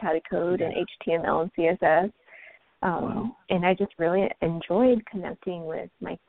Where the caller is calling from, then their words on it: San Jose, California, United States; also born or lived in Indiana; I'm calling from San Jose, California.